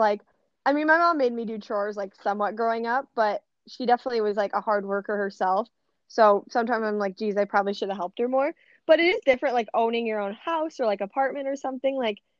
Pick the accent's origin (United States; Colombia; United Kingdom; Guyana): United States; Addison; like Addison where I'm from.